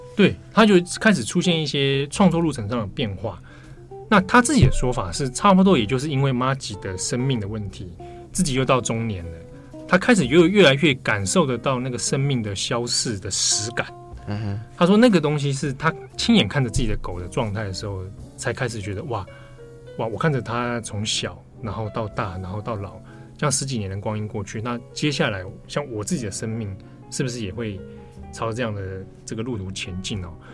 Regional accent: Taipei, Taiwan; 我小时候住在北投啦， 北投很山区的地方

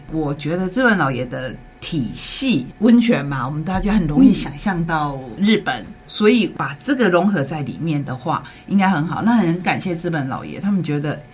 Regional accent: Taiwan; 我们台湾人

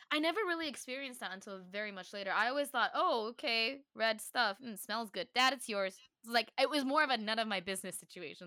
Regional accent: Taiwan; me learning what it meant to be Taiwanese. She always reminded me, like, "This is your, these are your roots. You speak Chinese.

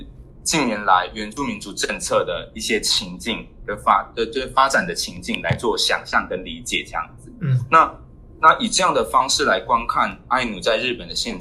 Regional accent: Taiwan; now in Japan; 然后并并时时的去警惕自己是否又带着就是从台湾带来的有色眼镜来看。

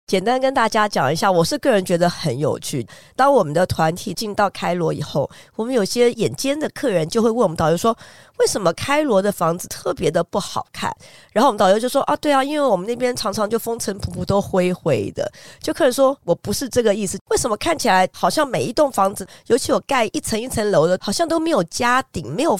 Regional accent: Taiwan; 我们台湾人在亚热带会觉得有点浓

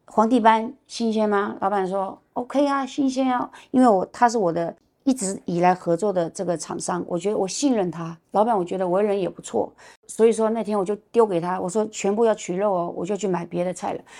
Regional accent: China; moved away as an adult; also born or lived in Hangzhou, China; now in Taiwan; 我是从大陆来的

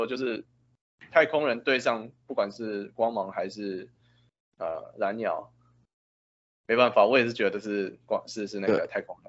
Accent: Canada; 可是我不能改，因为我是加拿大人，没办法，不好意思。

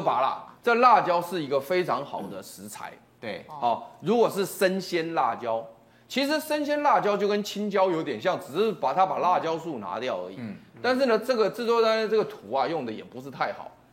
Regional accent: Taiwan; 我们台湾话有一句话很好玩

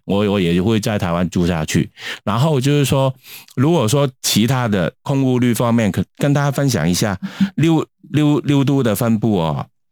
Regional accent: Hong Kong; now in Taiwan; 我们香港人已经习惯

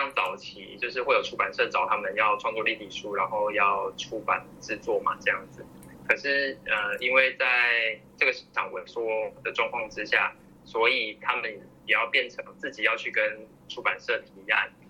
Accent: Nantou County, Taiwan; 我是南投人

